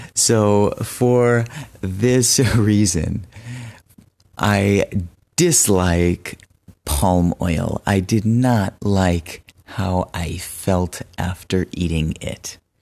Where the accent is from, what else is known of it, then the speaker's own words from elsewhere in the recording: United States; moved away as an adult; also born or lived in Benin; I am American, but I lived in Benin for two years